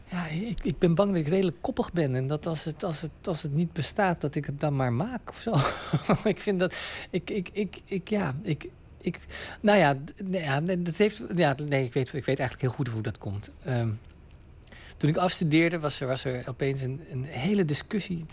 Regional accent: Utrecht, Netherlands; in Nederland, in Utrecht, waar ik opgroeide, daar was ik ah, op school altijd de enige bruine jongen.

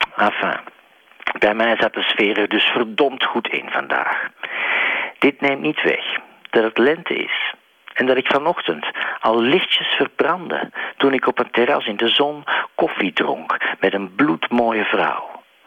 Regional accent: Belgium; als Belg

